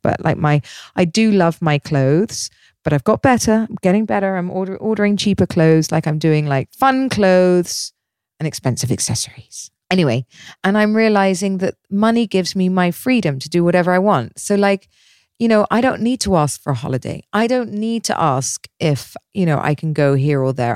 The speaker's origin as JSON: {"language": "English", "area": "Dorset", "region": "South West England", "country": "United Kingdom", "tie": "born or raised there", "moved": "yes", "lives_now": "Dubai, United Arab Emirates", "said": "I grew up in Dorset in the middle of nowhere."}